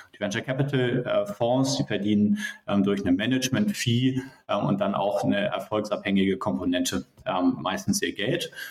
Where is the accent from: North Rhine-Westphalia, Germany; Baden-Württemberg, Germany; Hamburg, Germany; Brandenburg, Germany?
Hamburg, Germany; moved away as an adult; also born or lived in Münster; Ich komme ursprünglich aus Hamburg